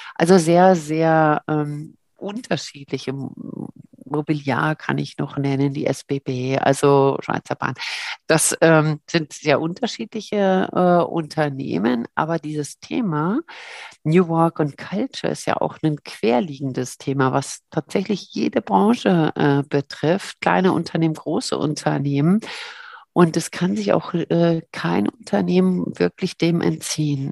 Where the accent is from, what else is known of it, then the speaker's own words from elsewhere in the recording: Berlin, Germany; moved away as an adult; also born or lived in Cologne; now in St. Gallen, Switzerland; Köln geboren, aber ich fühle mich sehr als Berlinerin äh, da drin. Also mit einem kleinen Kindesalter bin ich da hingekommen